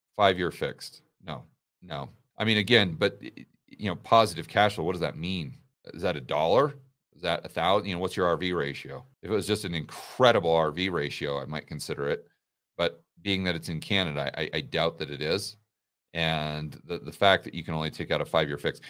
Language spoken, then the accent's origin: English; United States; as an American, a citizen of the land of the free